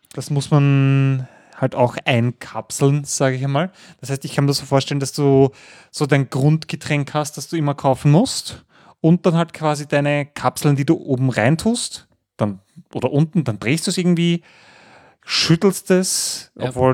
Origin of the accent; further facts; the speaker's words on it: Austria; als Wiener Niederösterreicher